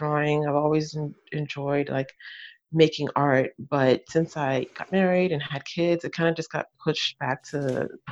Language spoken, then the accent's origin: English; United States; moved away as an adult; now in France; I'm American, but I live in France. I've been here for about 13 years now.